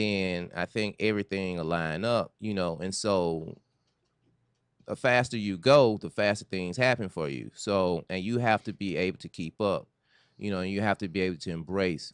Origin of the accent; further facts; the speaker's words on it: Memphis, Tennessee, United States; moved away as an adult; now in Los Angeles, United States; originally I'm from Memphis, Tennessee